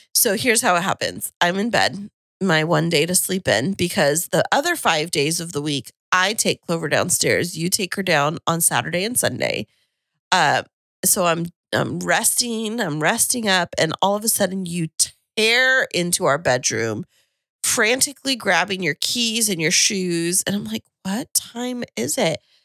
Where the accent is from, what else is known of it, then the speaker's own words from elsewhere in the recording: Kingsburg, California, United States; moved away; where I grew up in Kingsburg